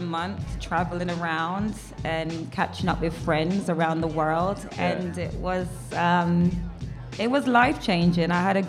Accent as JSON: {"language": "English", "region": "London", "country": "United Kingdom", "tie": "born or raised there", "also_born_or_lived": "Brixton / Lewisham / Forest Hill", "moved": "as an adult", "lives_now": "New York City, United States", "said": "Jamaican heritage. Yeah. Both parents. And I grew up in South London. Okay. Southwest and Southeast London."}